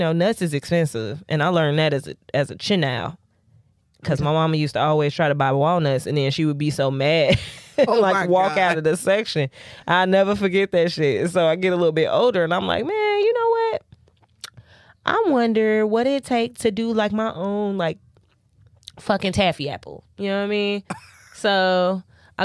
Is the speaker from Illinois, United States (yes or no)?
yes; Chicago, Illinois, United States; I grew up in Chicago